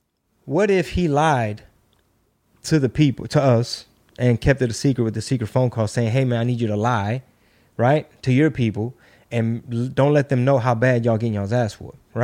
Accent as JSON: {"language": "English", "country": "United States", "said": "Or they're mistreating these people, so we got to go in because we're American. That's who we are, right?"}